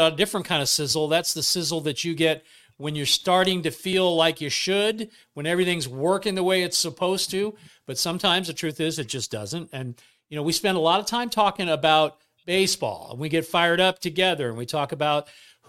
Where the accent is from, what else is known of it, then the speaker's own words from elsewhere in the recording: Bay Area, California, United States; we grew up in the Bay Area